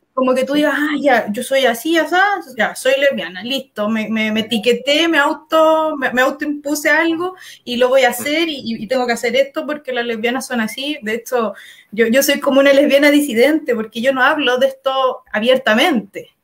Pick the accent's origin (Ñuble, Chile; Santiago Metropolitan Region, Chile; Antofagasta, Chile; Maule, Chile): Santiago Metropolitan Region, Chile; Talagante; moved away; nací y criada en Talagante